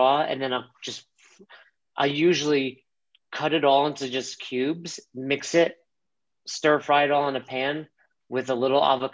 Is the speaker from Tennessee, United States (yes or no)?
no; New York, United States; moved away as an adult; also born or lived in Florida; now in Colorado, United States; growing up in New York, a Jewish grandma